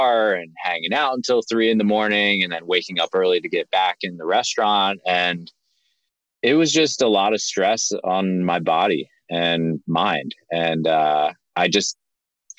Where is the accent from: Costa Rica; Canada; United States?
United States; Linthicum, Maryland; moved away; We grew up in Maryland, right outside of Baltimore in a town called Linthicum